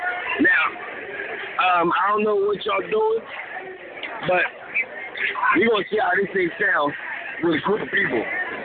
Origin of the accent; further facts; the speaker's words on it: Los Angeles, California, United States; I'm from West LA, uptown.